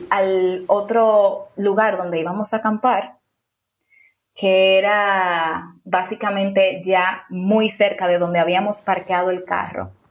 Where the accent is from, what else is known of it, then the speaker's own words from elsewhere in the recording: Dominican Republic; tengo 26